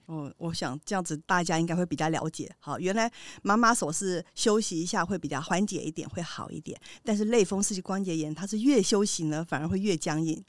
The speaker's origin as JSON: {"language": "Chinese", "country": "Taiwan", "said": "我们台湾人哦，他久病哦，就会自己变医生哦。"}